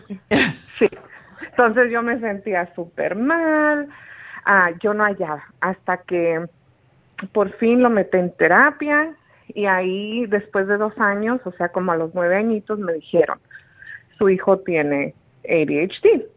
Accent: Sinaloa, Mexico; yo soy de Sinaloa, México

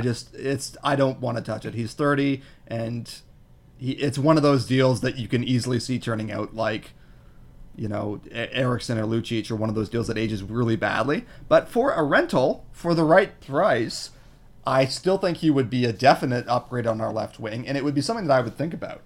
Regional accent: Toronto, Ontario, Canada; I'm from Scarborough

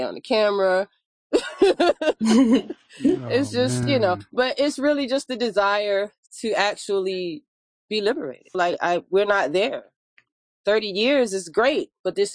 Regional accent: Hampton Roads, Virginia, United States; moved away as an adult; also born or lived in Washington, D.C. / Atlanta; now in Baltimore, United States; I'm originally from Hampton Roads, Virginia, land of the Maroons, the Great Dismal Swamp Maroons

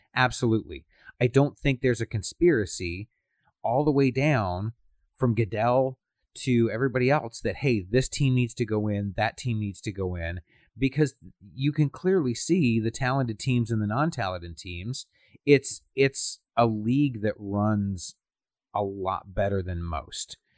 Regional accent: Canada

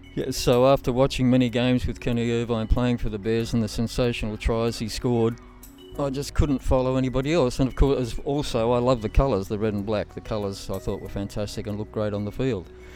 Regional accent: Bankstown, New South Wales, Australia; I was brought up in Bankstown.

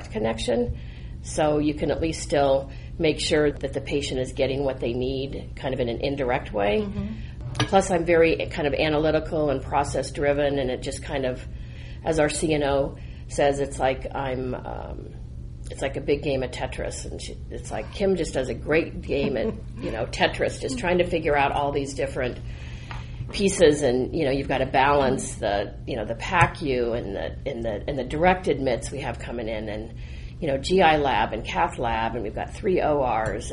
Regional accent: Colorado, United States; I'm actually a Colorado native, born and raised in Colorado

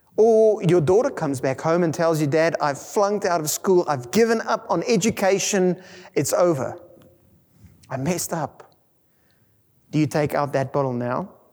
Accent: South Africa; first language Afrikaans; English is a second language; Being English as my second language, growing up in an Afrikaans world

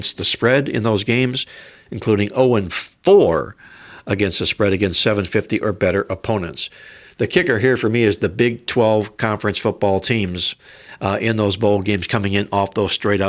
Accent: Cleveland, Ohio, United States; We're both from Cleveland, Ohio

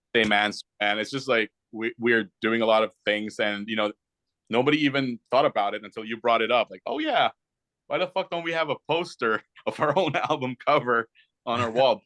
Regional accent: Canada; we're Canadian

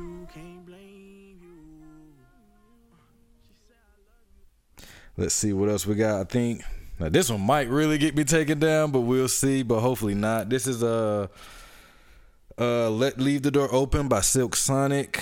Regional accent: Atlanta, Georgia, United States; my hometown, Atlanta

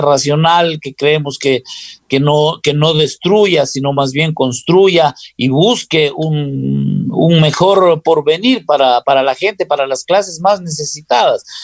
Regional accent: Loja, Ecuador

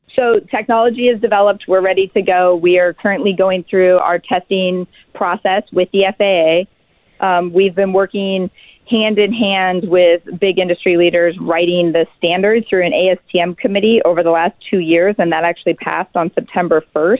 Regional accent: Alaska, United States; we're six founders from Alaska

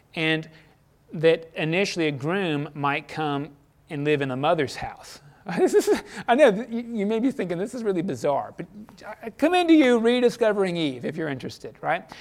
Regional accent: United States; I didn't deserve to be born American. I didn't ask God before I was born, please put me in America

